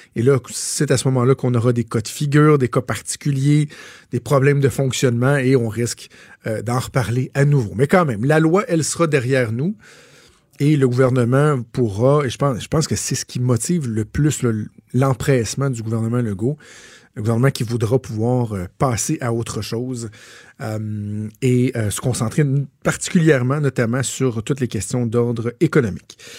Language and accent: French; Quebec, Canada; Je suis d'abord avant tout québécois. Je suis canadien aussi. Je suis fier d'être québécois.